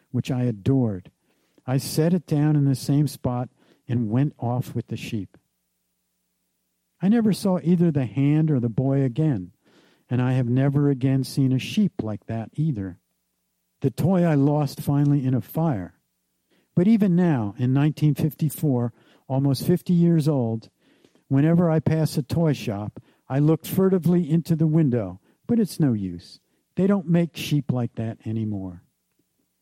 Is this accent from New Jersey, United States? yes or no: yes; New Jersey, United States; the kind of economic and subculture experience that I grew up with in New Jersey